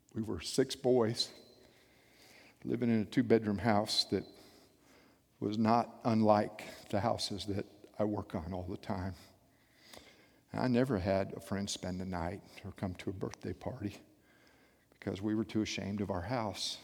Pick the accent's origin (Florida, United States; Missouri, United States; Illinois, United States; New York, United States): Florida, United States; South; I grew up in South Florida